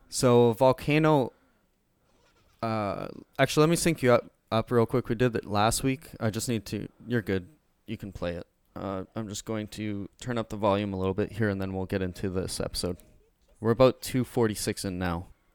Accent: Canada; We're Canadian

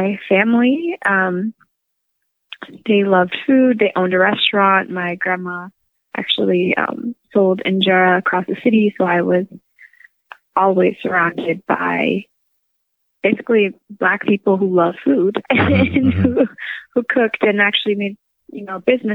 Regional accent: Windsor, Ontario, Canada; I grew up in Windsor, Ontario

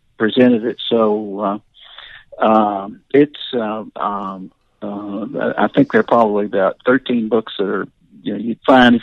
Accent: Hartwell, Georgia, United States; also born or lived in Athens, Georgia; I grew up in Northeast Georgia

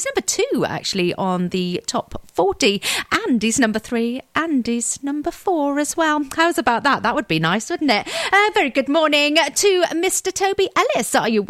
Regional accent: Welsh, Wales, United Kingdom; I am Welsh, you see. I am Welsh.

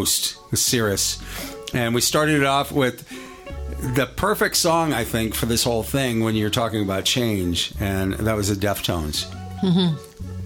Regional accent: New England, United States; also born or lived in Las Vegas, Nevada; now in Minnesota, United States; I grew up in New England

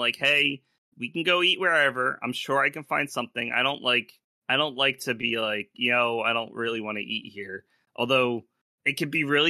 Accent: Philadelphia, Pennsylvania, United States; moved away as an adult; I'm from Philly

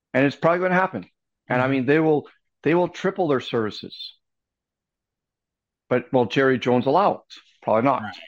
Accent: Canada; as a Canadian

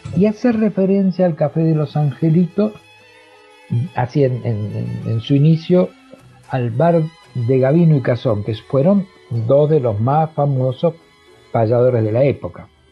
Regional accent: Argentina; lo que somos nosotros los argentinos

